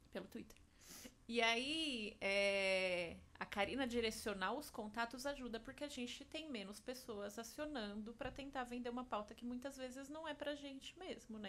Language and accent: Portuguese; Jundiaí, São Paulo, Brazil; Eu sou de Jundiaí, então fiz grande parte dos estágios ali